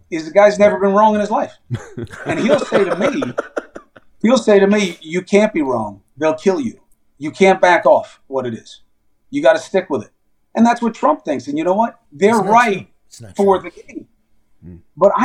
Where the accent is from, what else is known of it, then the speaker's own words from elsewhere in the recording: New York City, New York, United States; growing up in Queens, most of the guys on my teams, were Black, Latino, Puerto Rican, Korean, Haitian